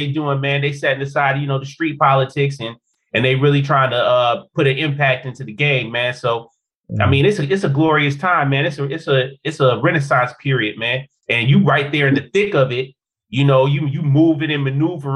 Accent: Chicago, Illinois, United States; growing up in Chicago, the Midwest

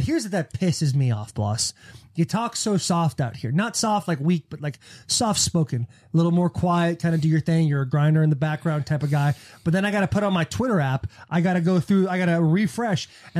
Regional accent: United States; as an American

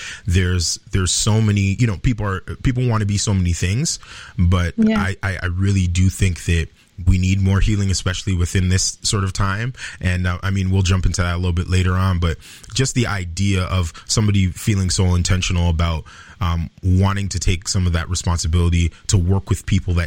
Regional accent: Mississauga, Ontario, Canada; we grew up in Malton

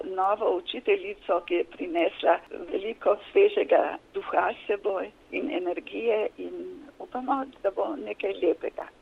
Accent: Tolmin, Gorizia, Slovenia; moved away as an adult; also born or lived in Kobarid; now in Frankfurt, Germany; jaz prihajam iz Tolmina, iz Kobarida, kjer sem bila v službi.

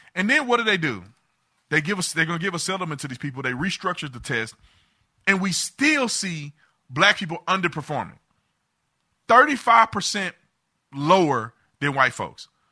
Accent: United States; I'm an American

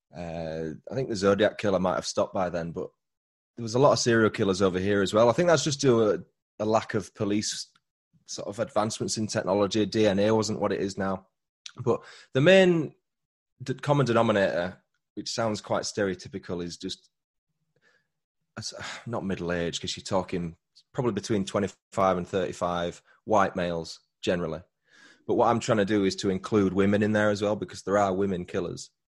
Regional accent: Huddersfield, Yorkshire and the Humber, United Kingdom; accent: Yorkshire; my hometown, which is Huddersfield

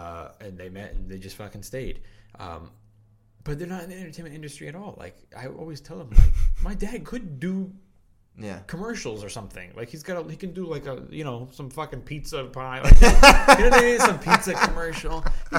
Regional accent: Los Angeles, California, United States; I'm from here.

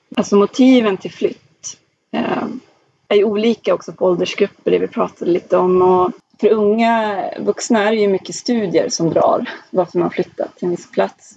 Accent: Skellefteå, Västerbotten County, Sweden; min hemkommun Skellefteå

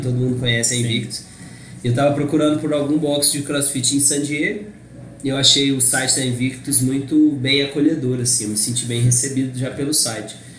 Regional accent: Brazil; eu era brasileiro

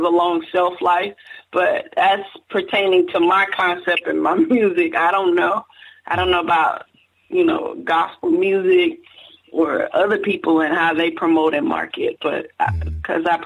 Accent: Miami, Florida, United States; now in Lakeland, United States; I'm really from Miami, Florida. Right now, I stay in a city called Lakeland, Florida. We're in Polk County. But I'm originally from Miami, Florida

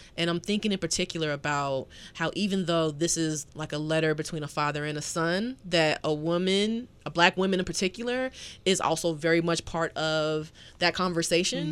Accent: the South, United States; a Southerner

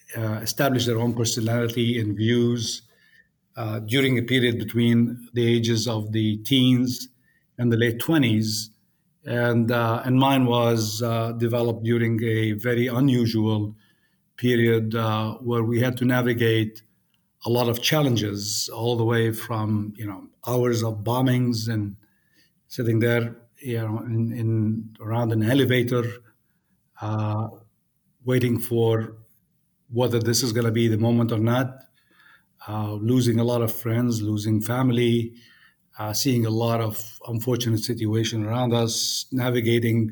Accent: Beirut, Beirut Governorate, Lebanon; moved away; I grew up in Beirut, in Lebanon, and went to the American University of Beirut

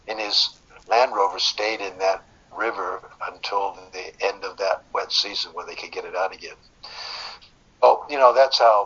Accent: United States; moved away as an adult; also born or lived in London / California; now in Australia; I'm an American actually, but I went to film school in London. I married an English lady, and now I'm Australian, but I was educated in California

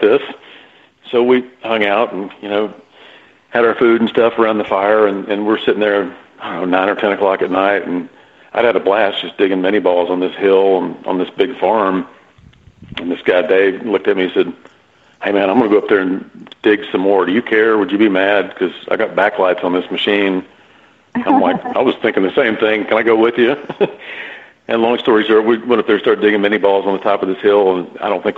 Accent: Texas, United States; also born or lived in North Carolina; born and raised in Texas.

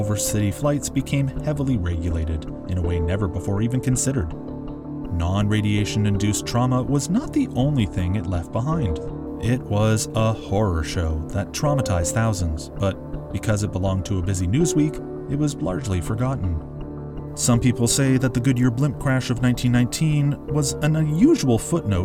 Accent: Toronto, Ontario, Canada; my hometown

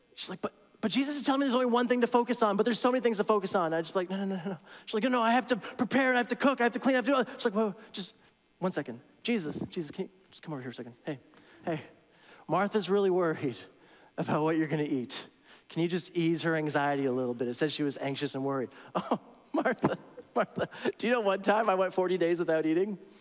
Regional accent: Toronto, Ontario, Canada; moved away; I'm from Toronto

